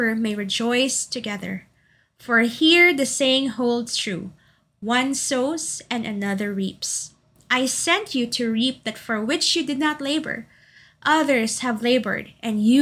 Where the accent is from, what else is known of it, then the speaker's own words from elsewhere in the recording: Davao City, Davao Region, Philippines; moved away; also born or lived in Makati City; my hometown of Davao City